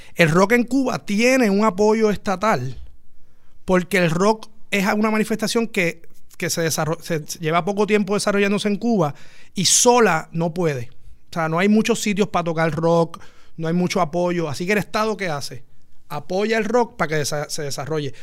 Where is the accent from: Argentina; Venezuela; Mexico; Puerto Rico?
Puerto Rico; lo que somos los puertorriqueños.